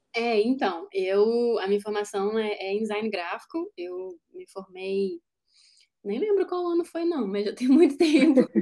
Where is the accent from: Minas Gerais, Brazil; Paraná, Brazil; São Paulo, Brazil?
Minas Gerais, Brazil; Juiz de Fora; moved away; lá na minha cidade, né, Juiz de Fora